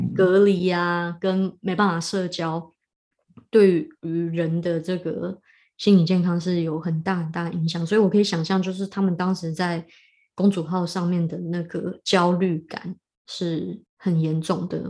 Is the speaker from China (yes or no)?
no; Taiwan; 身为一个台湾人